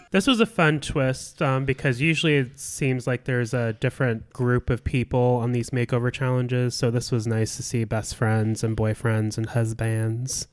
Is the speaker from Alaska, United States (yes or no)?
yes; Alaska, United States; now in Indianapolis, United States; my home state of Alaska